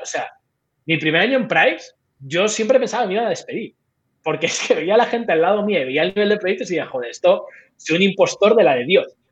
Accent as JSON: {"language": "Spanish", "country": "Spain", "also_born_or_lived": "Malaysia / Indonesia", "moved": "yes", "lives_now": "Philippines", "said": "en España somos pues, muy españoles en ese sentido"}